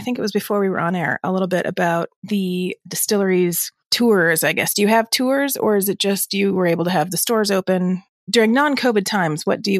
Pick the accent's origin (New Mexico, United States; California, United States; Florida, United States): California, United States; San Francisco Bay Area; I'm from the San Francisco Bay Area